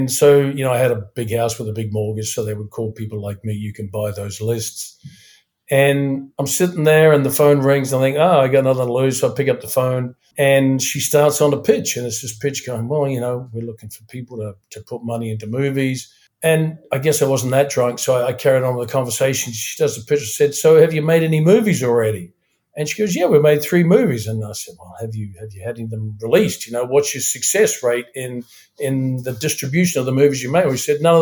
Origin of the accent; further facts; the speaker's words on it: New Zealand; also born or lived in Studio City, Los Angeles, United States; now in Toronto, Canada; I'm from New Zealand. I'm currently resident in Toronto, Canada